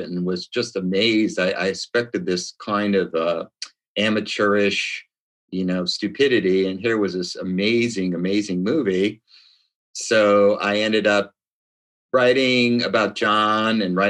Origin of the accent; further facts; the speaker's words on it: Chicago, Illinois, United States; also born or lived in Venice, California / New York City; now in Long Beach, United States; Born and raised in Chi-Town